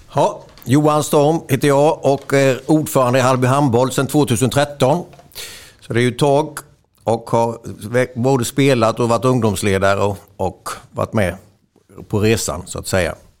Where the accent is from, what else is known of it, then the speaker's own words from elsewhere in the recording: Småland, Sweden; vi är ju smålänningar